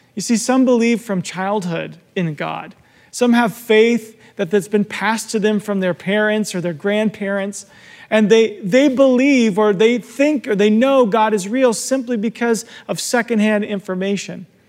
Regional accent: Arizona, United States; I'm from Arizona and I often talk about my life in Arizona. Growing up there

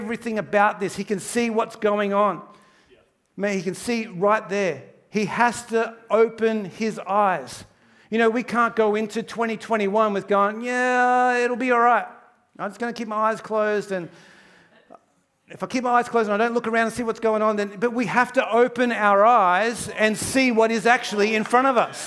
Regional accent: Townsville, Queensland, Australia; moved away; I grew up in Townsville, North Queensland. I did all my primary school up there.

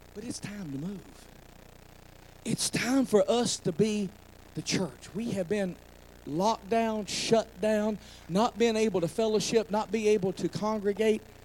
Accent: McDowell County, West Virginia, United States; I'm from McDowell County

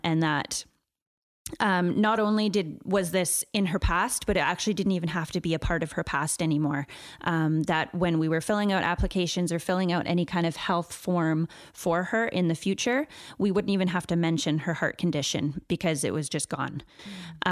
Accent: Chilliwack, British Columbia, Canada; I grew up in Chilliwack

